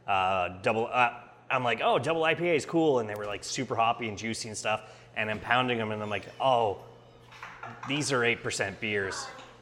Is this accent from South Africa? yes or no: no; Canada; as a Canadian